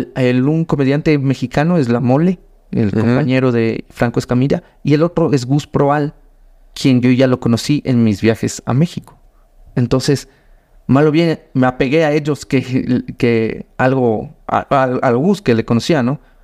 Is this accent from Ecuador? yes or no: yes; Ecuador; vengo desde Ecuador